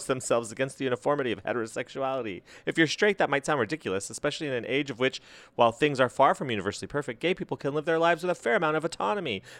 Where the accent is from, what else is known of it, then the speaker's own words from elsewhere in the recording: United States; I'm gay and I'm American